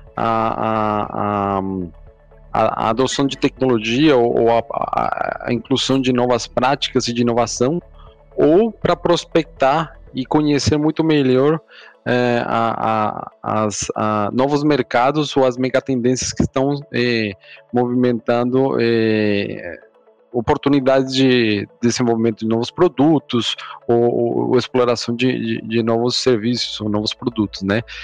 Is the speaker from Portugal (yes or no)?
no; Colombia; Portuguese is a second language; moved away as an adult; now in Brazil; eu sou, eu sou colombiano, estou morando aqui no, no Brasil há um pouco mais de sete anos